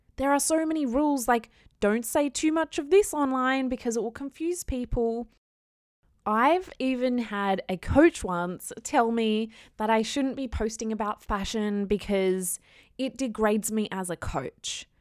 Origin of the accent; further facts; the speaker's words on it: Australia; I am an Aussie girl